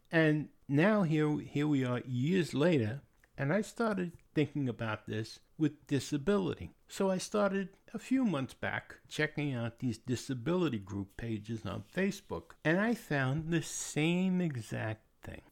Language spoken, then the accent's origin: English; New York, United States; moved away; also born or lived in Pennsylvania / Anderson, South Carolina; I was born and raised in New York